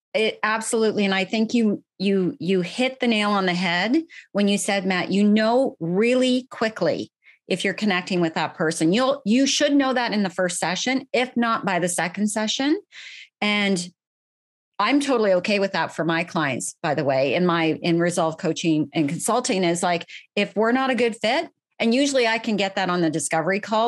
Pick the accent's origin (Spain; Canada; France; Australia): Canada; Ottawa, Ontario; moved away; I am Canadian. I am originally from the Ottawa area. I was actually born and bred in the city of Ottawa